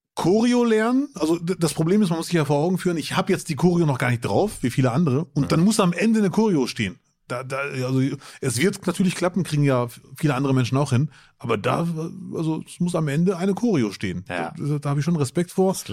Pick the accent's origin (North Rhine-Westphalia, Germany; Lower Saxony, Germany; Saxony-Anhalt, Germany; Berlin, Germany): North Rhine-Westphalia, Germany; Bielefeld; now in Duisburg, Germany; Als Bielefelder